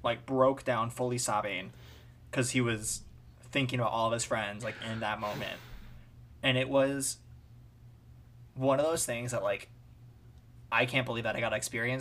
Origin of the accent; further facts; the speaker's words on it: Minnesota, United States; moved away; so I'm from Minnesota originally. I grew up, born and raised there.